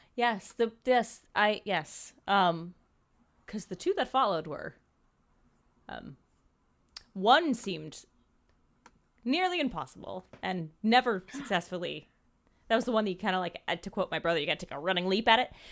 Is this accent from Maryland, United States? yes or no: yes; Maryland, United States; I grew up in Maryland in this super, super small town